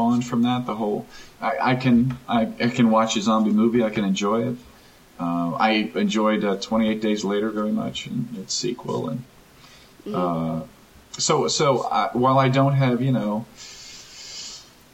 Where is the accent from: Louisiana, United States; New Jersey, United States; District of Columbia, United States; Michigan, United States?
Louisiana, United States; New Orleans; moved away as an adult; now in Los Angeles, United States; I grew up in New Orleans, in the New Orleans area, actually.